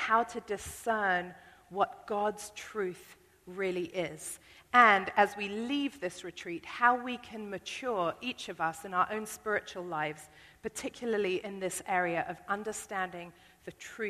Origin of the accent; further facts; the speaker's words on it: United Kingdom; I'm British